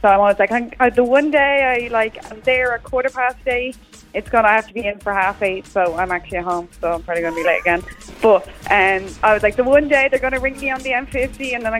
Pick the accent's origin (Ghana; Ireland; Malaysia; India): Ireland; Dublin, Leinster; I'm from Dublin